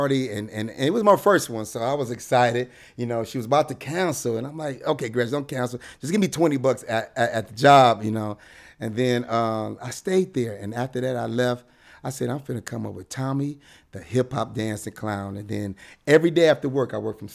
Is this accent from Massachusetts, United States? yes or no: no; Detroit, Michigan, United States; now in Los Angeles, United States; I'm from Detroit, Michigan.